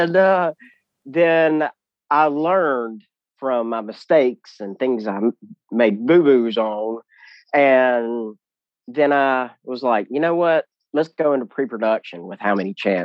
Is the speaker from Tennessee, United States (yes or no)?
no; South Mississippi and South Alabama, United States; accent: Southern; my Southern, I can't help it, my accent. I grew up, you know, in South Mississippi and South Alabama